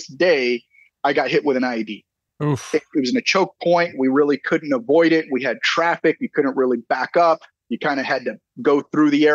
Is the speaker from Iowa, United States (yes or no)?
no; San Antonio, Texas, United States; also born or lived in California; I'm from San Antonio, Texas.